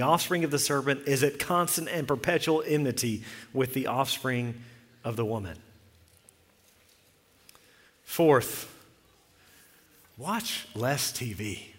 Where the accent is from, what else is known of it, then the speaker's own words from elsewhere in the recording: Texas, United States; We came from Central Texas, and we would talk about this, and there's more snakes there.